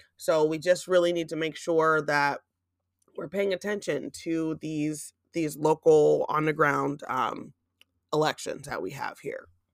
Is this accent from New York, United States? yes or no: no; Gouldsboro, Pennsylvania, United States; moved away; my hometown in the Poconos of Goldsboro